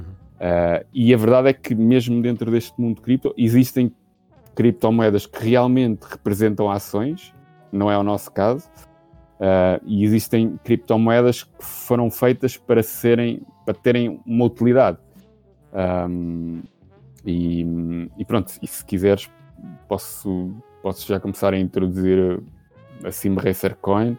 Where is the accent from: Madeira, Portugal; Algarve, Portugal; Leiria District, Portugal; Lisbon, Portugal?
Lisbon, Portugal; Sou de Lisboa, mas estou no Porto neste momento, na casa dos sogros